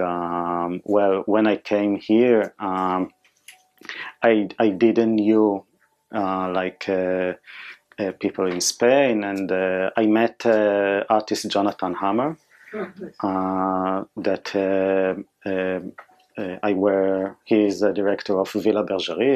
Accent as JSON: {"language": "English", "country": "Israel", "tie": "born or raised there", "second_language": "English", "moved": "yes", "said": "I born and raised in Israel"}